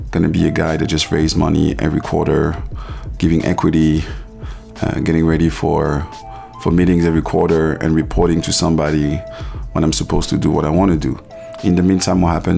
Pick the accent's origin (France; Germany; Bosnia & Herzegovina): France; Paris, Île-de-France; moved away as an adult; also born or lived in Ivory Coast; now in New York, United States; I was born in Paris. I grew up in Paris in a traditional African background